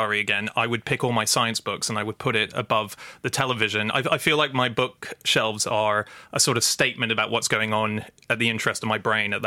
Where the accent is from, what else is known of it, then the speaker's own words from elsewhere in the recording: Hong Kong; moved away; when I was growing up in Hong Kong